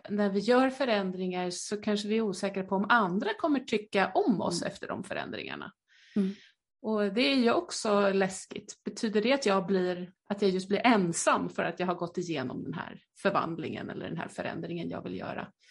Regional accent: Skåne, Sweden; accent: Skåne; Förlåt min skånska.

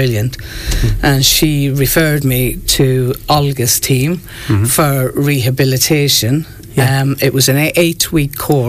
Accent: New Ross, County Wexford, Ireland; moved away; 2015, I moved back home here to Ireland, because I'm from New Ross.

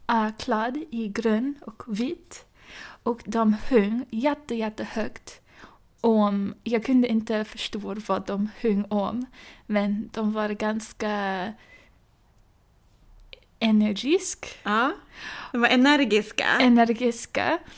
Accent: Boston, Massachusetts, United States; Swedish is a second language; moved away as an adult; now in Stockholm, Sweden; filmstudent här i Stockholm och jag kommer från eh, Boston i USA. jag har varit här i Sverige i nästan 14 månader nu

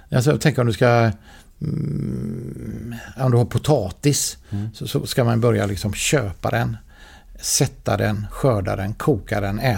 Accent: Skåne, Sweden; jag tänker så här att, att stå på scenen på Draken mm. som skåning.

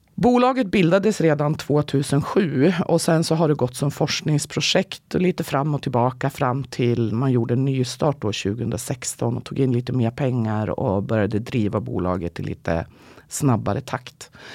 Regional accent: Gävle, Gävleborg County, Sweden; jag kommer faktiskt från Gävle och inte från Karlstad

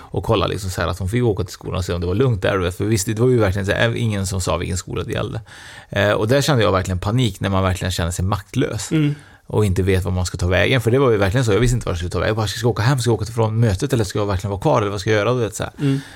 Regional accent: Trollhättan, Västra Götaland, Sweden; jag är ju från Trollhättan nu

